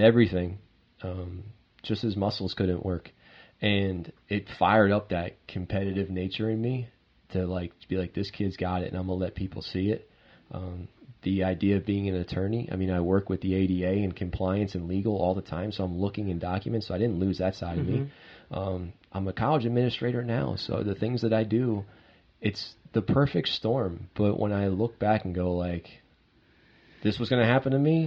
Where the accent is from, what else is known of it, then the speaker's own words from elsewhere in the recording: Manasquan, New Jersey, United States; moved away as an adult; now in South Jersey, United States; my time in Manasquan, and I had the fortune of just being loved in my hometown.